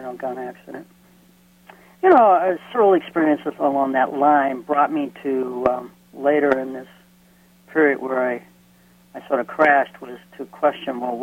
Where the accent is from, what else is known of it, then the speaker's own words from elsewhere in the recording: Lynn, Massachusetts, United States; I grew up in Lynn, Massachusetts.